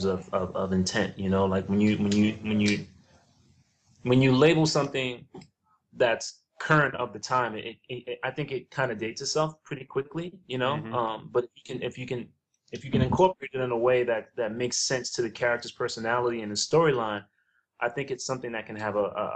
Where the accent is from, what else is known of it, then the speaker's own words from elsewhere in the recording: New York City, New York, United States; now in Los Angeles, United States; I grew up in the South Bronx